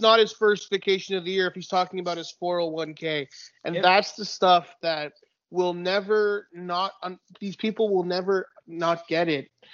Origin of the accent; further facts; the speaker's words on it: Laval, Quebec, Canada; also born or lived in Dollard-des-Ormeaux; my one of some of my youngest memories are you know 1996 95 whatever the referendum we're yeah. living in we're living in laval at the time